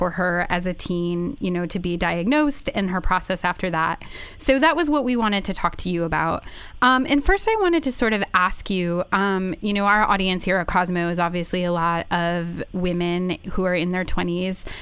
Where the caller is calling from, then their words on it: Vancouver, British Columbia, Canada; I'm actually calling from Vancouver, Canada.